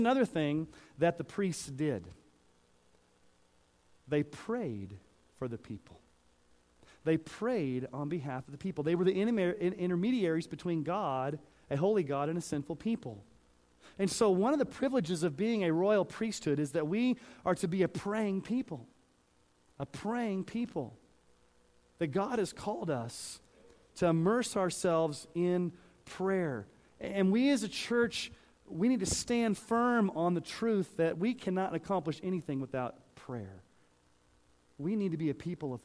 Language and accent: English; Texas, United States; accent: Southern; now in Colorado, United States; I grew up saying y'all because I grew up in Texas